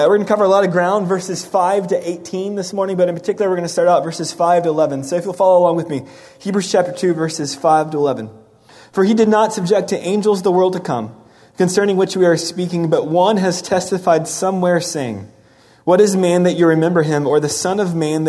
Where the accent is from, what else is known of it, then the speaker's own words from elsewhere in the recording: Dallas, Texas, United States; I grew up in Dallas, Texas